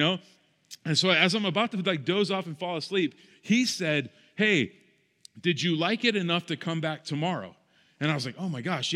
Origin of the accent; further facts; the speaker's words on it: Arizona, United States; while I grew up in Arizona, my brother and I would spend every single summer going to Ohio